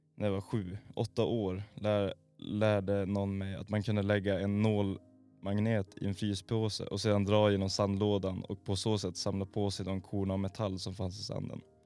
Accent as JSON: {"language": "Swedish", "region": "Norrbotten County", "country": "Sweden", "said": "Jag är från Norrbotten"}